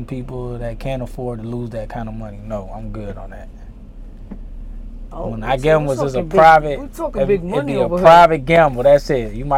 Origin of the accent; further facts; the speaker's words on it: Atlanta, Georgia, United States; also born or lived in Puerto Rico; I came to Atlanta when I was about 3